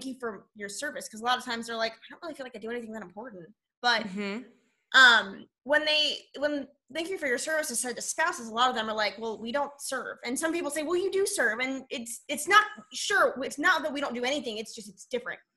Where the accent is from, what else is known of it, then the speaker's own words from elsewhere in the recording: Annapolis, Maryland, United States; moved away as an adult; now in San Diego, United States; I grew up in Annapolis